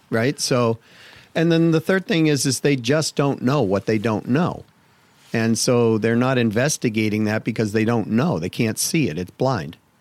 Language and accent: English; Massachusetts, United States; I grew up in Massachusetts